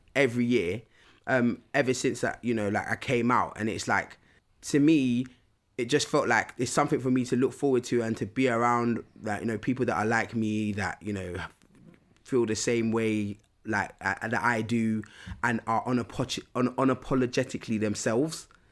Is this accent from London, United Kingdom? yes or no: yes; London, United Kingdom; growing up in London, it's just It's quite loud